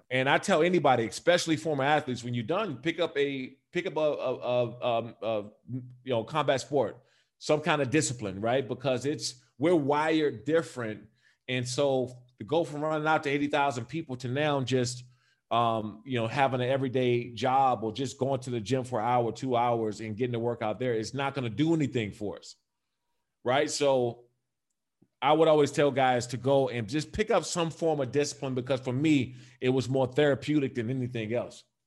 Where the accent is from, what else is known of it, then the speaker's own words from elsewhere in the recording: D.C. area, Maryland, United States; also born or lived in Los Angeles, United States; now in Las Vegas, United States; I'm also from the Maryland and Washington, D C area